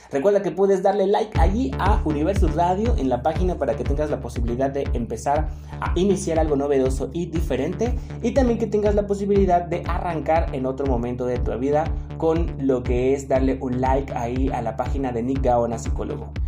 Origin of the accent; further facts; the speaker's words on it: Mexico; Porque yo sé que como mexicanos, ahí sí, una de las características es que siempre sacamos nuestros compromisos.